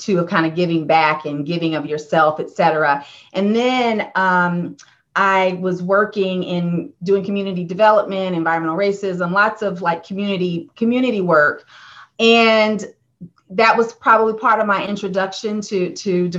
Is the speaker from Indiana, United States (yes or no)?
yes; Indiana, United States; also born or lived in Ohio; I grew up in the Midwest in Indiana